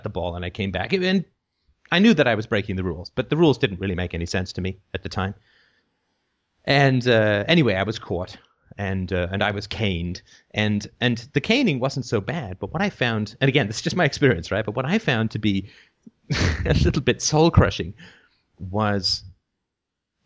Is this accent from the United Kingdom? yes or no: yes; England, United Kingdom; growing up in England